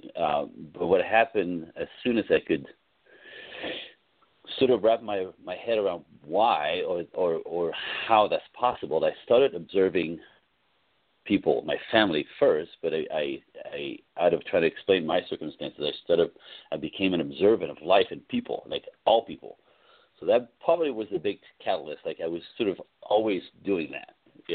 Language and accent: English; East Coast, United States; now in Los Angeles, United States; I come from the East Coast